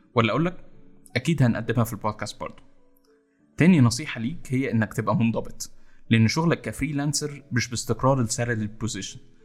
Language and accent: Arabic; Egypt; إن إحنا كمصريين